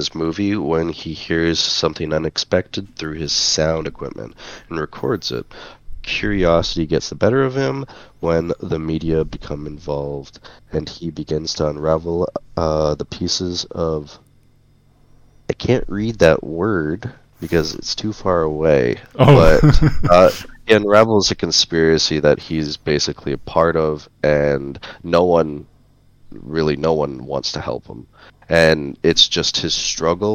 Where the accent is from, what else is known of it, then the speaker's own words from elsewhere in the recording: Winnipeg, Manitoba, Canada; my hometown in Winnipeg, Manitoba, Canada